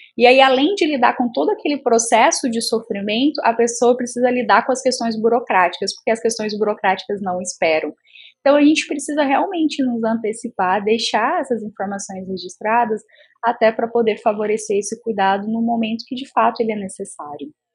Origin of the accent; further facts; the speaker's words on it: interior of Goiás, Brazil; eu sou do interior de Goiás